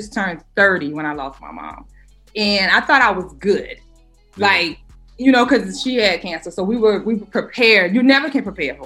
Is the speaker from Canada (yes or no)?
no; the South, United States; I'm from the South